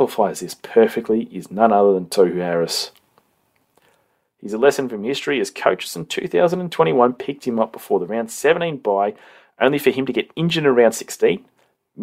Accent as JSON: {"language": "English", "region": "New South Wales", "country": "Australia", "said": "us New South Welshmen"}